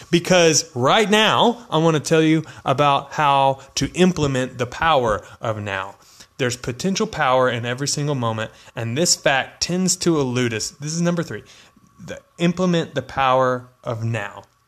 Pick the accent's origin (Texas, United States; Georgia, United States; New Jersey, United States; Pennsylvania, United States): Texas, United States; I'm from Texas